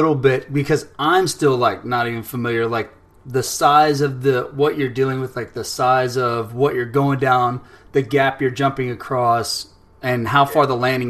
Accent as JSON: {"language": "English", "region": "South Texas", "country": "United States", "tie": "born or raised there", "moved": "yes", "said": "I grew up in South Texas, like, it was hot. There was no ice skating rink around."}